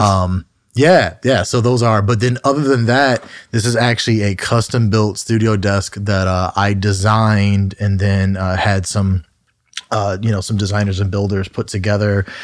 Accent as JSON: {"language": "English", "town": "Southfield", "region": "Michigan", "country": "United States", "tie": "born or raised there", "said": "I grew up in Southfield, Michigan, which is just a sur-, suburb right outside of Detroit"}